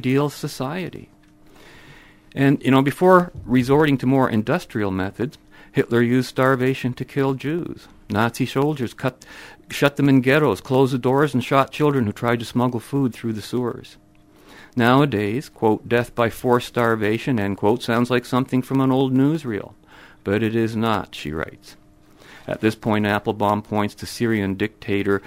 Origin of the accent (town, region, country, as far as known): London, Ontario, Canada; born or raised there; also born or lived in Würzburg, Germany